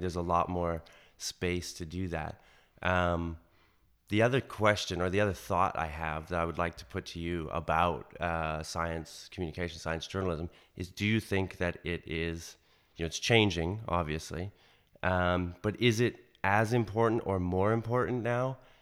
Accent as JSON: {"language": "English", "country": "Canada", "tie": "born or raised there", "said": "anyone growing up in Canada when I grew up, you know, the, the nineties, knows Jay Ingram"}